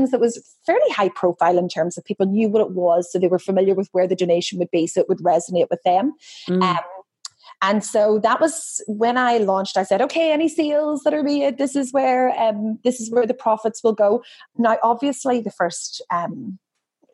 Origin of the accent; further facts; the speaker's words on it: Ireland; now in Australia; I'm Irish, and whilst I've been here a really long time